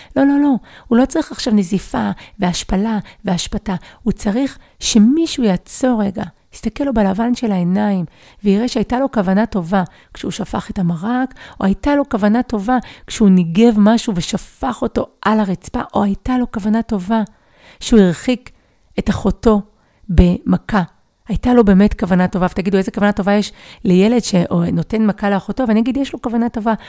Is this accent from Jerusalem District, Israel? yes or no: no; Givatayim, Tel Aviv District, Israel; אני גדלתי בגבעתיים